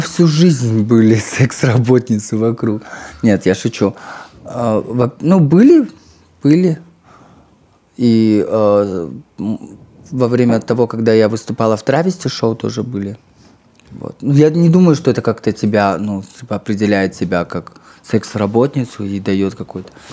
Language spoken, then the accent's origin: Russian; Kazakhstan; я из Казахстана